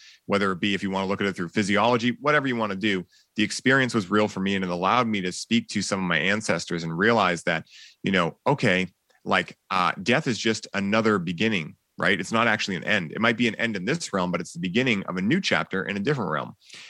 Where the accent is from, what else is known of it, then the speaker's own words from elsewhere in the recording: Boston, Massachusetts, United States; people are like, yeah, you're from California, right? I'm like, nope. Born and raised in Boston.